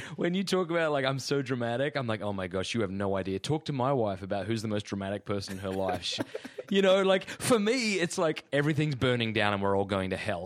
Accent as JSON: {"language": "English", "country": "Australia", "moved": "yes", "lives_now": "Clayton, Georgia, United States", "said": "as an Australian"}